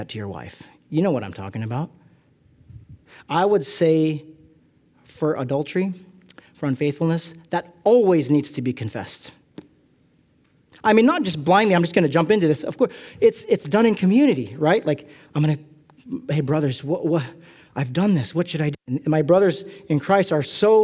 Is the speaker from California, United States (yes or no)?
yes; California, United States; I'm from California